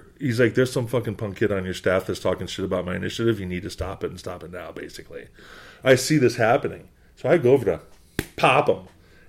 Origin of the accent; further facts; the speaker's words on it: Boston, Massachusetts, United States; I'm from New England. I'm from Boston.